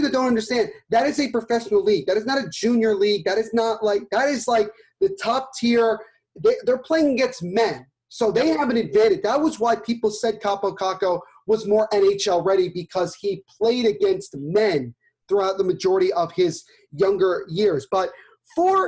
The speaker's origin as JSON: {"language": "English", "country": "United States", "said": "I'm an American"}